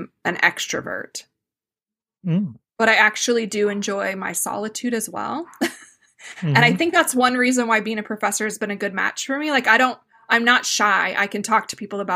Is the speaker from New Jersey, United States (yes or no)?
no; Phoenix, Arizona, United States; moved away; I grew up in the Phoenix area